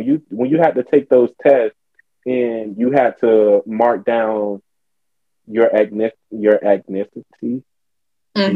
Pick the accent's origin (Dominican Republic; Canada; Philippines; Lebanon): Dominican Republic; Hispanic, I'm Dominican, and that's that on that.